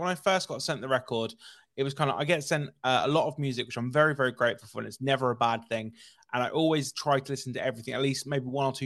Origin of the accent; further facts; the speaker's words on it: United Kingdom; I'm very British